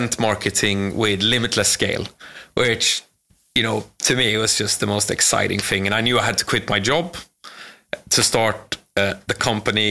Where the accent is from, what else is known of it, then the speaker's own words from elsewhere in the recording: Sweden; moved away as an adult; now in London, United Kingdom; I'm from Sweden